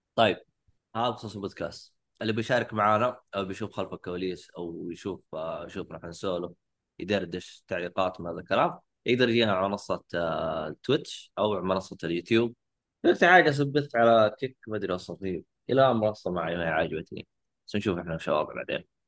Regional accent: Saudi Arabia; عندنا في السعوديه

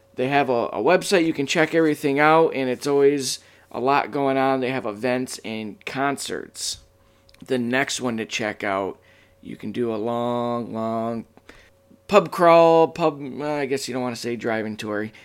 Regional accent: Michigan, United States; my home state, the great state of Michigan

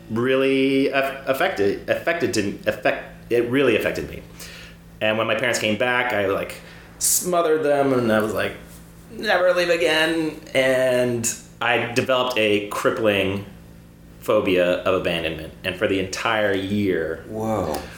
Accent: Cyprus; the worst time of my life was so I, I grew up overseas in Cyprus.

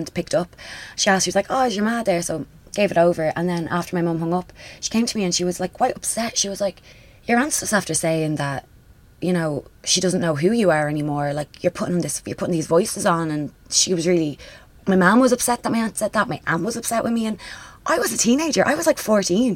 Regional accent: Dublin, Leinster, Ireland; I grew up in Ringsend, which would have been considered at the time a very working

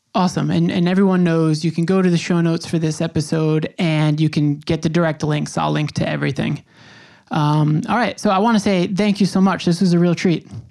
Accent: Long Island, New York, United States; now in Brooklyn, United States; I grew up on Long Island

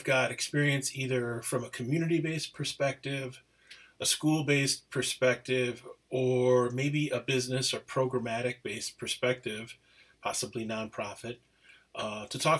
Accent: Menomonie, Wisconsin, United States; also born or lived in Apia, Samoa; now in Twin Cities, United States; Grew up primarily in Menominee, Wisconsin, a beautiful little town

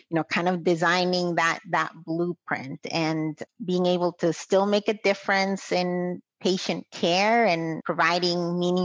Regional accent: Guatemala; moved away as an adult; now in United States; I'm originally from Guatemala, and I married my husband from Boston. So I moved here to the United States

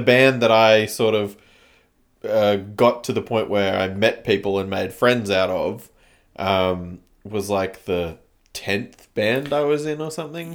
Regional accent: Canberra, Australian Capital Territory, Australia; also born or lived in China; growing up in Canberra, it's, like, quite small.

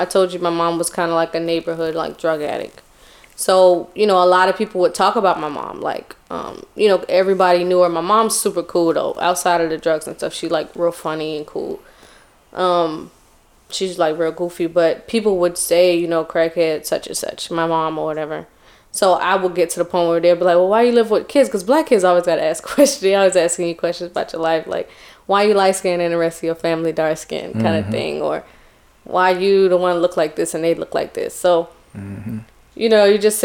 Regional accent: Charleston, South Carolina, United States; I'm from Charleston, but I was born in North Carolina.

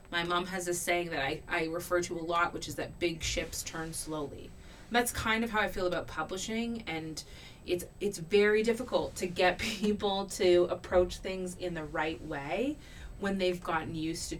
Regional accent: Canada; born and raised in Canada

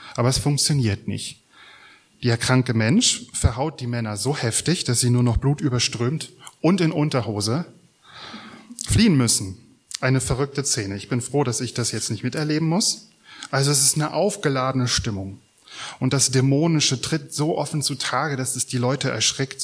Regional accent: Mecklenburg-Vorpommern, Germany; Wir fragen uns vielleicht als Mecklenburger

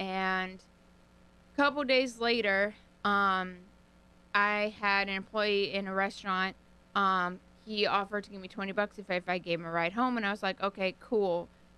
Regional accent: North Haven, Connecticut, United States; also born or lived in Memphis; I lived in Memphis. I grew up in North Haven, but then I went to the University of Memphis.

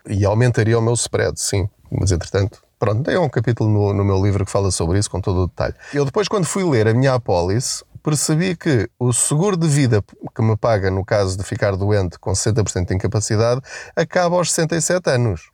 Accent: Portugal; nós enquanto portugueses

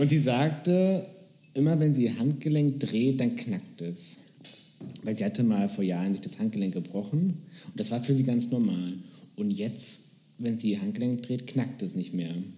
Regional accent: Bremen, Germany; now in Berlin, Germany; ich komme aus Bremen tatsächlich

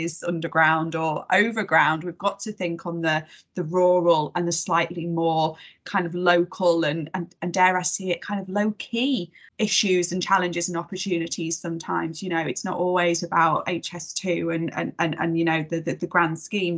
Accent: Warrington, North West England, United Kingdom; my hometown of warrington

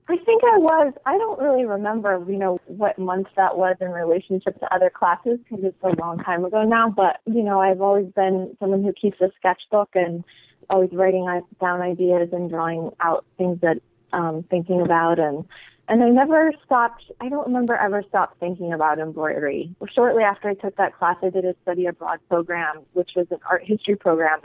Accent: Pentwater, Michigan, United States; moved away as an adult; also born or lived in Iowa / Chicago; I'm from West Michigan, from a really small town called Pentwater

